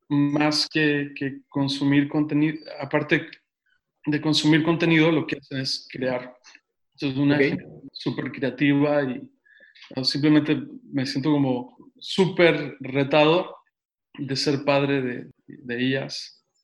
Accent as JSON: {"language": "Spanish", "region": "Mexico City", "country": "Mexico", "said": "No, soy, soy de la Ciudad de México."}